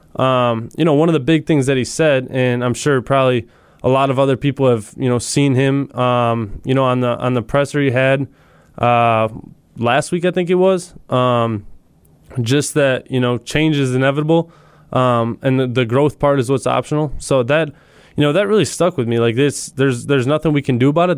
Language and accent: English; Wisconsin, United States; me and him both growing up here